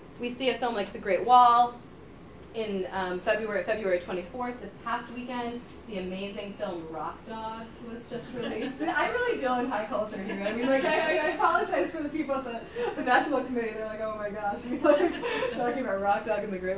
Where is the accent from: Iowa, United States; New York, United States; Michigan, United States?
Michigan, United States; Detroit; I come from the Motor City